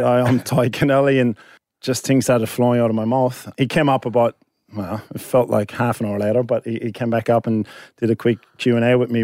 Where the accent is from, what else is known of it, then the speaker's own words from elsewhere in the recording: Ireland; now in Sydney, Australia; I'm Irish